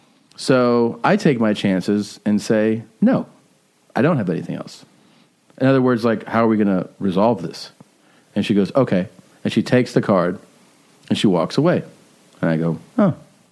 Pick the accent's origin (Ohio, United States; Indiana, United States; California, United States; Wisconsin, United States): Wisconsin, United States; Milwaukee; this was in Milwaukee, and when I would wake up, you know, we'd spend like Friday night or Saturday night there